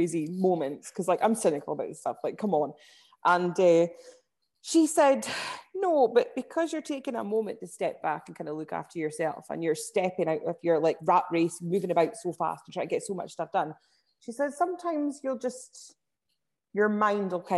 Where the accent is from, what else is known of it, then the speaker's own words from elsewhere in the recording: Inverness, Scotland, United Kingdom; moved away as an adult; now in Aberdeen, United Kingdom; I'm from Inverness. I moved through to Aberdeen about 8 years ago now.